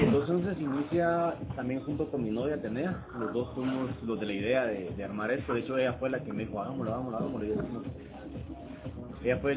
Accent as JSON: {"language": "Spanish", "town": "Guatemala City", "region": "Guatemala Department", "country": "Guatemala", "tie": "born or raised there", "said": "nací aquí en Guatemala, en la ciudad. Mi papá viene de San Martín Peque en Chimaltenango, y mi mamá de Chiquimul."}